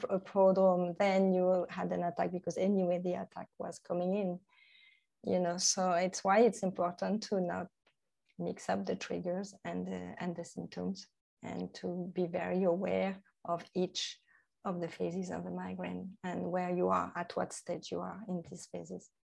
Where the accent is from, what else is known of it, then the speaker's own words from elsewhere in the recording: Normandy, France; English is a second language; moved away as an adult; now in Thailand; I'm from Normandy in, uh, in France, which is not a very hot part of France.